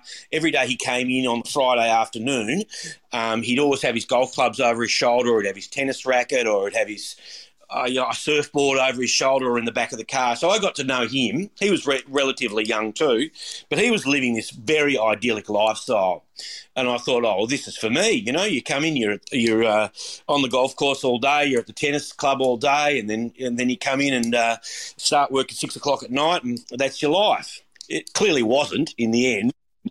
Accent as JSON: {"language": "English", "town": "Warrnambool", "region": "Victoria", "country": "Australia", "tie": "born or raised there", "said": "I started, I was born in Warrnambool, and started my apprenticeship working in Warrnambool when I left school. I had been through the time that I was in high school in Warrnambool."}